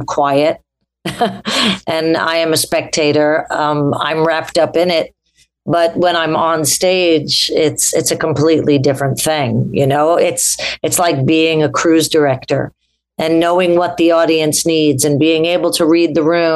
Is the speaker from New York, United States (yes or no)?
yes; New York City, New York, United States; I'm a songwriter from New York City